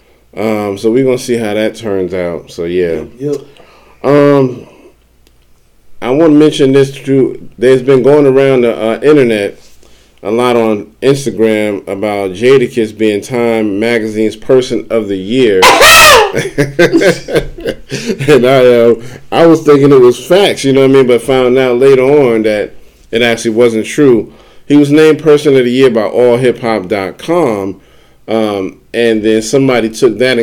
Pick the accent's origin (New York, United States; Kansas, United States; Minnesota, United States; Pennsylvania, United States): New York, United States; New York City; I grew up on Video Music Box. And in New York, you know, if you didn't have cable, you know, there was like a public access channel, Channel 31